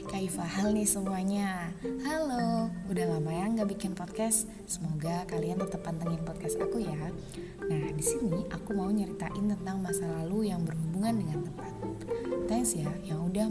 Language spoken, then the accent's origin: Indonesian; Purworejo, Central Java, Indonesia; accent: Papuan; also born or lived in Papua; aku yang masih berlogat Papua tidak mengerti apa yang dibicarakan oleh mereka. Tempat selanjutnya adalah Purworejo, tempat TK dan SD ku